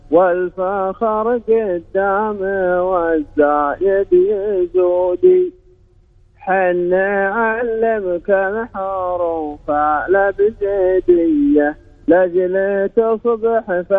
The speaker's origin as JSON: {"language": "Arabic", "country": "Saudi Arabia", "said": "انا نفسي رضيه بس كلكم انا سعودي"}